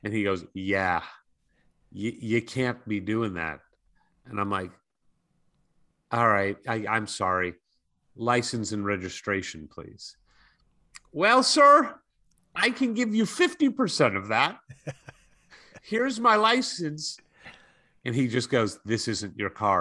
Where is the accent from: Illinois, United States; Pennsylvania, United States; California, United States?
California, United States; I'm from California